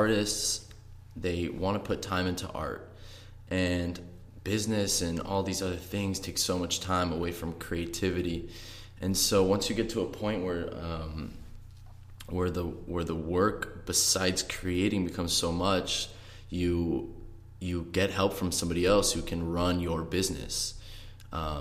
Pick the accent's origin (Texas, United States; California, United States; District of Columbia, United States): California, United States; Orange County; I'm from Orange County, California